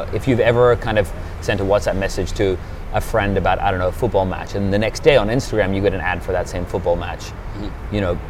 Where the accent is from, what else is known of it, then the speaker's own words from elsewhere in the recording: Australia; also born or lived in United Kingdom; now in Switzerland; I was born in the UK.